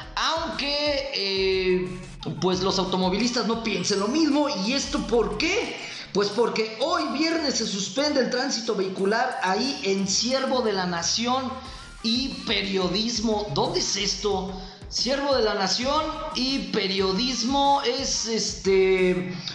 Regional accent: Michoacán, Mexico; usted y yo aquí como mexicanos y más como michoacanos

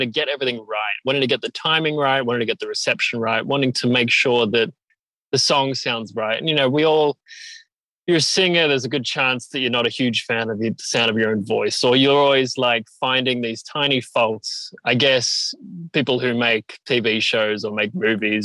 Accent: Melbourne, Victoria, Australia; I'm from Melbourne and make art pop music

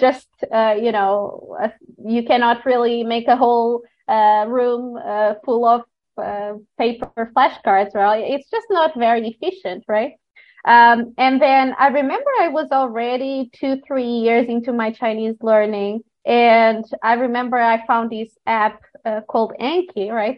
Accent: Portugal; moved away as an adult; now in China; I am from Portugal. Uh, I've been living in China for about seven years now

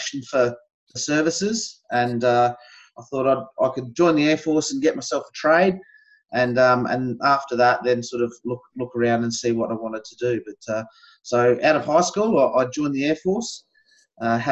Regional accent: Gawler, South Australia, Australia; also born or lived in Elizabeth, South Australia / Port Augusta, South Australia / Barossa Valley, South Australia; I'm a South Australian, born and bred.

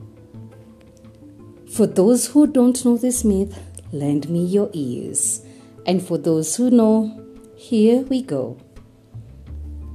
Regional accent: Kenya; I am uniquely Kenyan and relevantly African

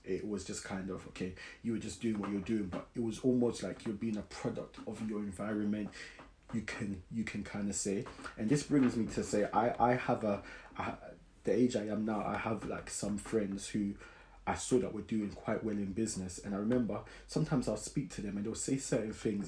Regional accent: London, United Kingdom; I grew up in South London, Brixton.

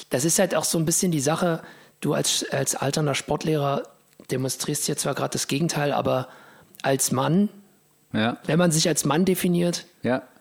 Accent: Thuringia, Germany; Ich bin ja aus Thüringen eigentlich.

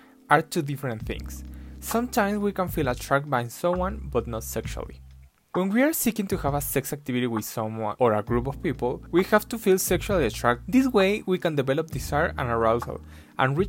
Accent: Mexico; I'm from Mexico

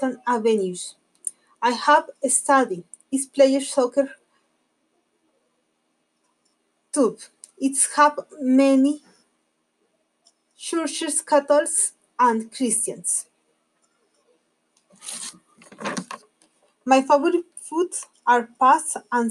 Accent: Colombia; English is a second language; I'm from Colombia

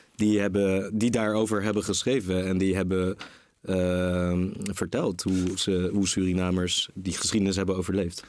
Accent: Rotterdam, South Holland, Netherlands; also born or lived in Groningen / Marseille; ik ben in Rotterdam geboren

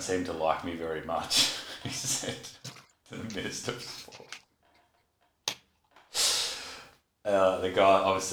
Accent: Australia; being Australian

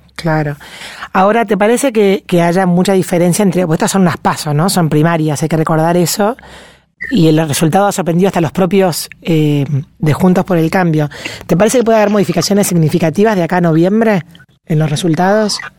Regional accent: Argentina; nuestro país

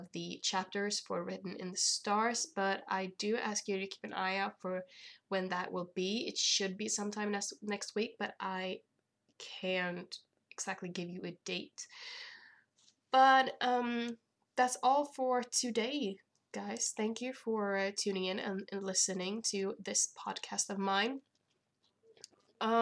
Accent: Sweden; I am from Sweden

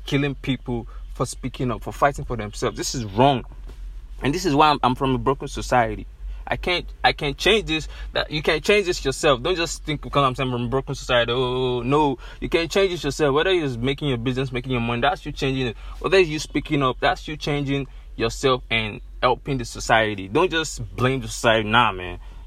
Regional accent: Nigeria; When I check where I come from, I'm from Nigeria

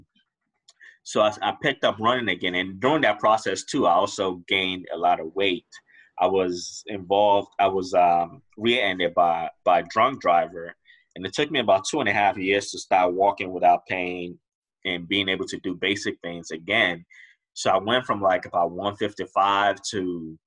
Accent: Riverdale, Maryland, United States; I grew up in Riverdale, Maryland.

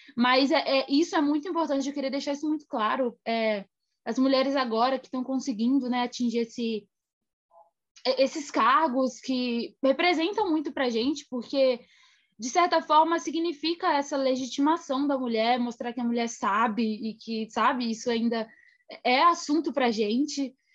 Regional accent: Minas Gerais, Brazil; na cidade onde eu nasci, em Minas Gerais

